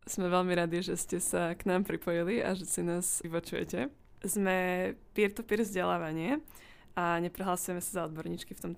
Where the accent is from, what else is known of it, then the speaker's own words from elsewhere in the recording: Nitra, Nitra Region, Slovakia; Odkiaľ pochádzam z Nitry.